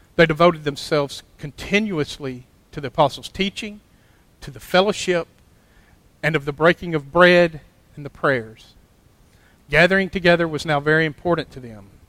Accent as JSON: {"language": "English", "town": "Clay", "region": "Alabama", "country": "United States", "tie": "born or raised there", "said": "I grew up here in Clay."}